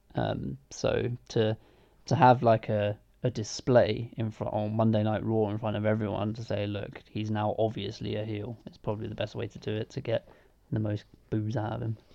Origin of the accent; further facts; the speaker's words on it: England, United Kingdom; as an English person